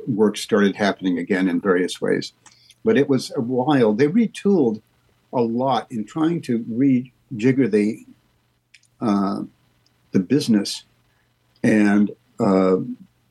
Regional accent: Lincoln, Nebraska, United States; moved away; I'm going to go to my hometown and live there for maybe 6 months, Lincoln, Nebraska

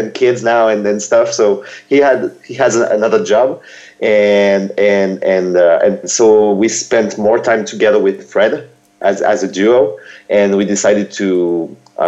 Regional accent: Lille, Hauts-de-France, France; English is a second language; we don't live in the same city, but we are from Lille in France, which is a city in the north of France

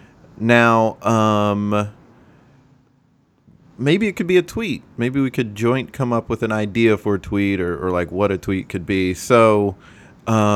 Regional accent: the South, United States; now in New York, United States; I'm from the South

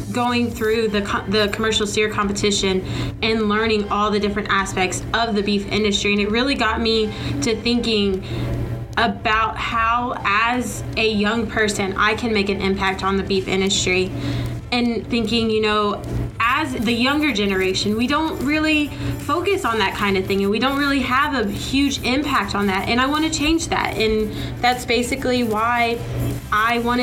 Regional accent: Weimar, Texas, United States; I'm from Weimar, Texas

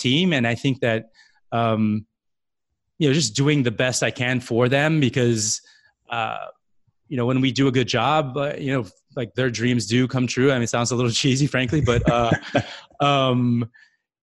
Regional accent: Guam; moved away as an adult; also born or lived in California; now in New York City, United States; I was born and raised in Guam

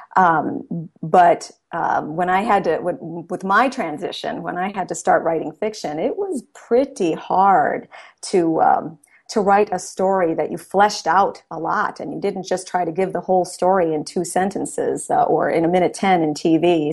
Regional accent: Milwaukee, Wisconsin, United States; I was raised in Milwaukee, Wisconsin, so I'm currently living in my hometown

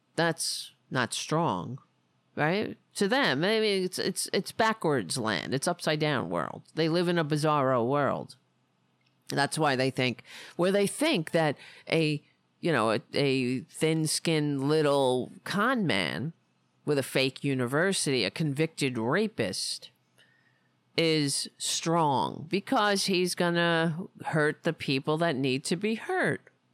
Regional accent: United States; being an American

